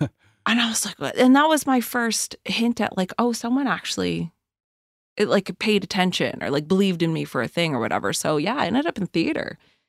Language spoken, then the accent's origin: English; Kingston Peninsula, New Brunswick, Canada; now in Halifax, Canada; I mean, I went to school in Hampton. I grew up on the Kingston Peninsula.